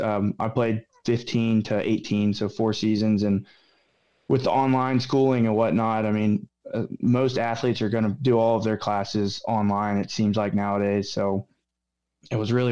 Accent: Memphis, Tennessee, United States; also born or lived in Pennsylvania; I was raised kind of a Memphis Tiger

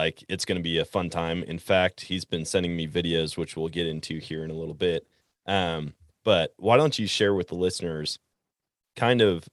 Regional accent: Wisconsin, United States; my home state of Wisconsin

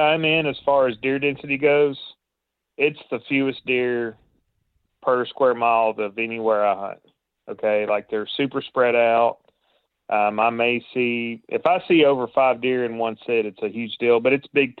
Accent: Tennessee, United States

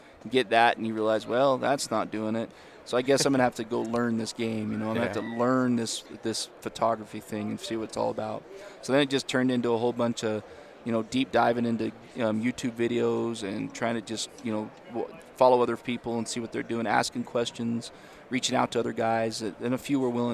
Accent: Utah, United States; born and raised. I live up in the Ogden area, up in northern Utah.

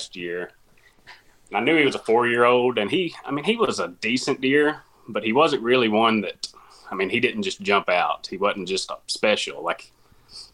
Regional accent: Corning, Arkansas, United States; I'm from Corning, Arkansas.

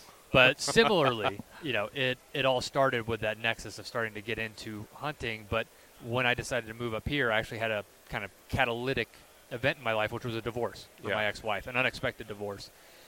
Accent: South Carolina, United States; moved away as an adult; also born or lived in Louisiana; now in Idaho, United States; I grew up in the Southeast, so South Carolina.

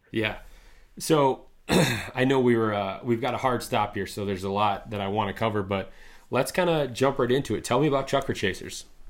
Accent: Midwest, United States; growing up in the Midwest here

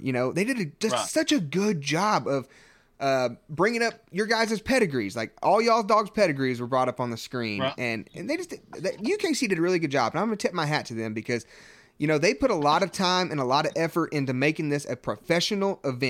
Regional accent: Indiana, United States; I'm from Indiana, and I've hunted the Grand American multiple times.

